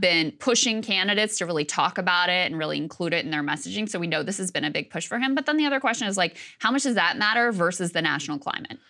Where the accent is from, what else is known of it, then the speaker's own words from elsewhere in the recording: Virginia, United States; my home state, of Virginia